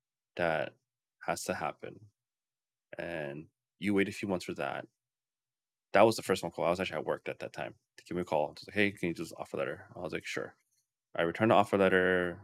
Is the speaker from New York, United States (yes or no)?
yes; New York, United States; The culture of New York is, I'm a New Yorker.